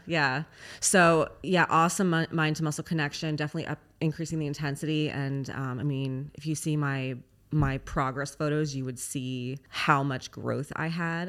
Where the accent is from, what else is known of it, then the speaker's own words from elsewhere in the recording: Los Angeles, California, United States; moved away; I'm actually originally from Los Angeles